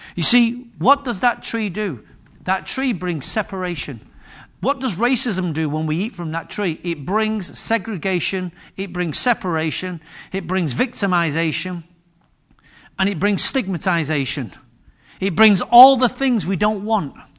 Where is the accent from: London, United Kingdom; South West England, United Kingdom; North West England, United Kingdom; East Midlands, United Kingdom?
North West England, United Kingdom; Manchester; also born or lived in Wythenshawe / Moss Side; But I was born in Higher Openshaw, Manchester. And I've been raised in some of the most posher parts of Manchester that you could ever imagine.